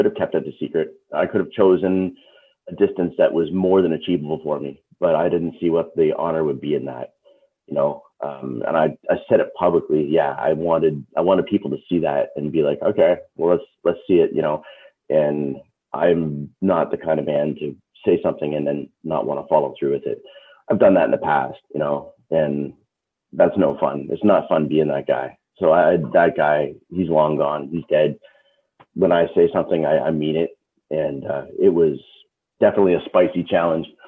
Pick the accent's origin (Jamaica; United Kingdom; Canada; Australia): Canada; I'm Canadian, so I was in the Canadian chapter of that.